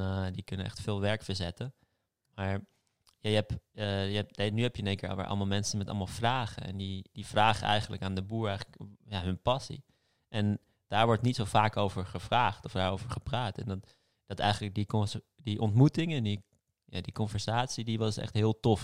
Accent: Amsterdam, North Holland, Netherlands; ik ben geboren en getogen in Amsterdam, dus ik ben echt een stads, stadsmens.

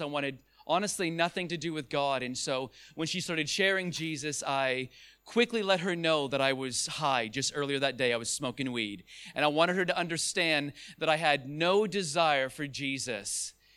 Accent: Ontario, Canada; I am from Ontario, Canada. That's where I was born

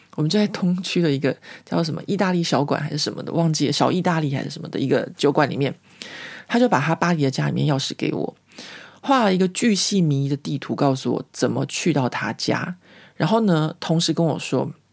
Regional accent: Taiwan; moved away as an adult; now in Paris, France; 在我在台湾成长的过程里面

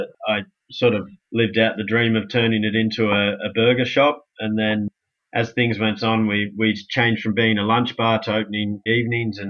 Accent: Manly, New South Wales, Australia; Worked locally where I grew up in Manly

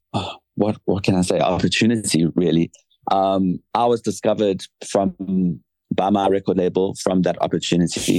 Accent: South Africa; moved away as an adult; now in London, United Kingdom; being South African and I'm based here in London

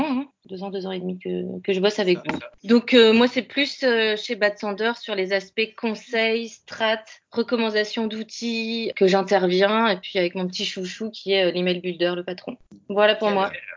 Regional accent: Lille, Hauts-de-France, France; moved away; also born or lived in Paris; je suis lilloise d'origine

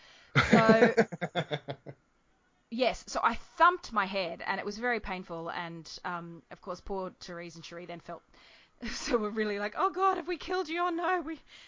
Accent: Albany Creek, Queensland, Australia; like the skate rink where I grew up in Albany Creek.

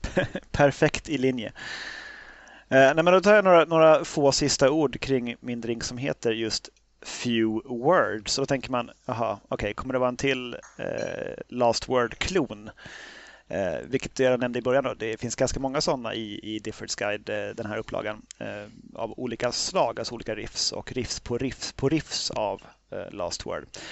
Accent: Sweden; som svensk

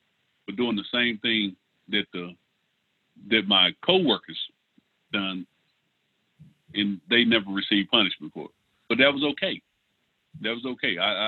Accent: Lindale, Texas, United States; born or raised there

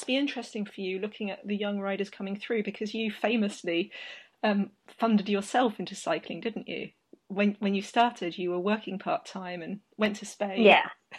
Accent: United Kingdom; as a British person

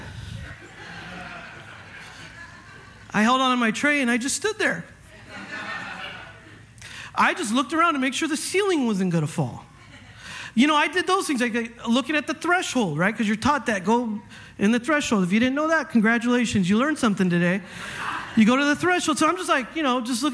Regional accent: Northern California, United States; moved away; I grew up in California. I'm used to this. Okay. I've gone through some heavy earthquakes in my life. All right, I'm from up north.

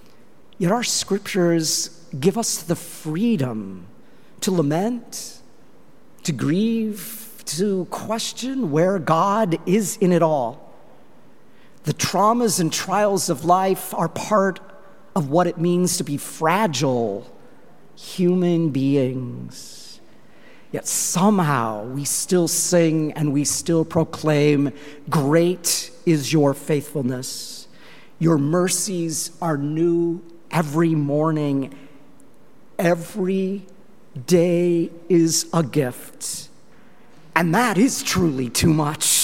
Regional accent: Longmont, Colorado, United States; moved away; my hometown of Longmont, Colorado

